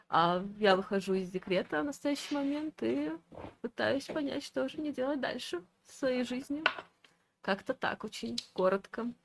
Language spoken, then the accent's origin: Russian; Kazakhstan; Я …, я из Казахстана, я там родилась, и всю свою жизнь я кочую.